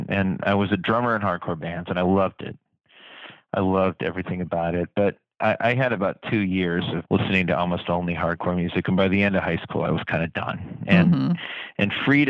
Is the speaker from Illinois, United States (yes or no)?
no; Bloomington, Indiana, United States; moved away as an adult; also born or lived in Boston; I grew up in Bloomington, Indiana, and I was a music kid